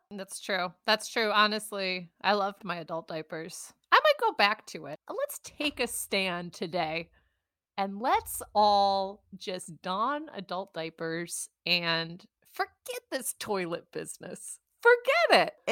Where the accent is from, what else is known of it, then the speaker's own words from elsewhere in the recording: Western New York, United States; being raised in Western New York, my accent all my vowels are messed up